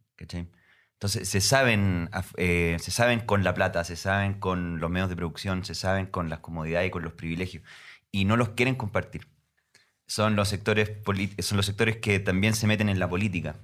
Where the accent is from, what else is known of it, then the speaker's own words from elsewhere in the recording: Concepción, Biobío, Chile; now in Santiago, Chile; soy de Concepción, Chile, una ciudad más o menos al